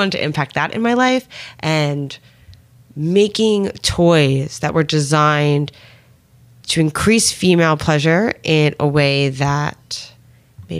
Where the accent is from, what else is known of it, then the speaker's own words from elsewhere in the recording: United States; I grew up outside of New York City